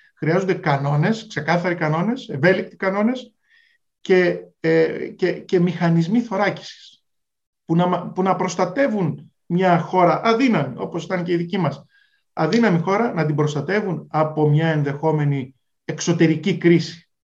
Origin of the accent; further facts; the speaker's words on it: Greece; δουλεύαμε ως Έλληνες